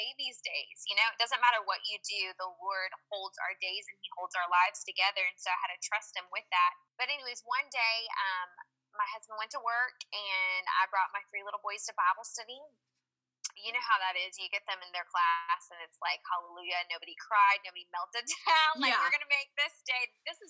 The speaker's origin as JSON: {"language": "English", "region": "Georgia", "country": "United States", "tie": "born or raised there", "said": "I'm from the South. I'm from Georgia. That's where I was, I guess I moved there when I was like five, so I consider myself a Georgia peach"}